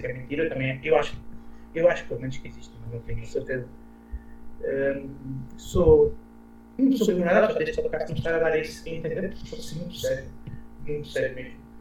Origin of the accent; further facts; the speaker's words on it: Barreiro, Setúbal, Portugal; eu sim posso dizer água, porque sou do Barreiro